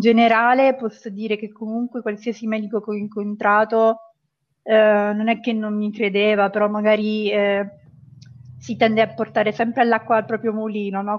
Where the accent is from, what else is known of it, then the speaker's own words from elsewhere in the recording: Pescara, Abruzzo, Italy; vengo da Pescara, in Abruzzo